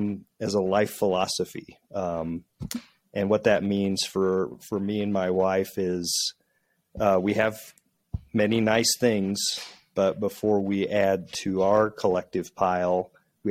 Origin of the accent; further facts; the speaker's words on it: central Illinois, United States; moved away; The way I was raised in a small town in central Illinois